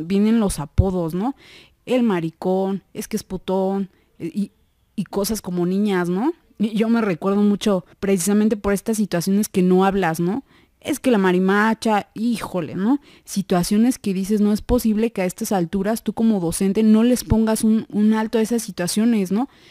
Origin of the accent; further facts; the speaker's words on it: Mexico; nosotros como, como población mexicana